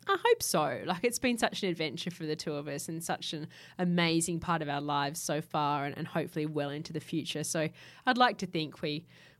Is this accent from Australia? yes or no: no; Japan; I grew up in Japan, so there's lots of different textiles, sort of antique kimono fabrics I've used as upholstery